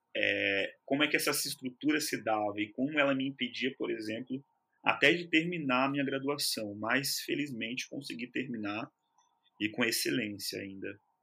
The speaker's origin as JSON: {"language": "Portuguese", "region": "São Paulo", "country": "Brazil", "tie": "born or raised there", "moved": "as an adult", "lives_now": "Rio de Janeiro, Brazil", "said": "minha infância ela se passou no Capão Redondo, né, extremo sul de São Paulo."}